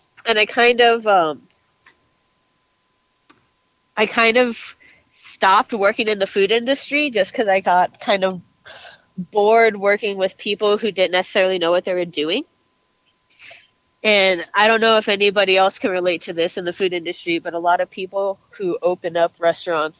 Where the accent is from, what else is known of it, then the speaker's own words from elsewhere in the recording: Southern California, United States; now in Albuquerque, United States; I actually grew up in Southern California